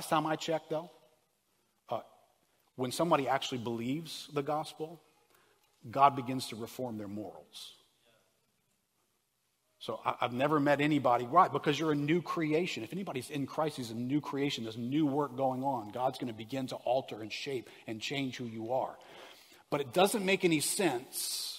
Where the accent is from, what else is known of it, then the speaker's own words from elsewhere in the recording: New Orleans, Louisiana, United States; I grew up in New Orleans, I grew up Catholic